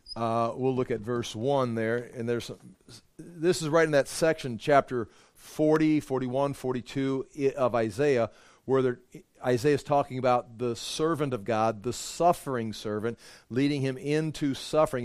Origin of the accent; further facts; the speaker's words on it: Thompson, Iowa, United States; I grew up in Fort Thompson, went swimming in Forest City